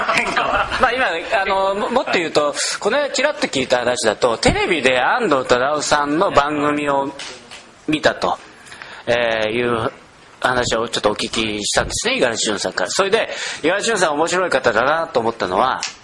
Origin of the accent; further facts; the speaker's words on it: Nagoya, Aichi, Japan; 僕あの僕名古屋ですけど